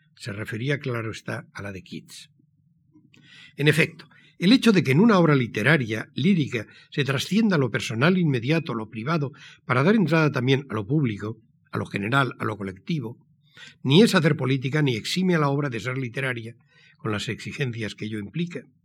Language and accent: Spanish; San Sebastián, Basque Country, Spain; Nací en San Sebastián, en la mustia Donostia de posguerra, el 23 de julio de 1940.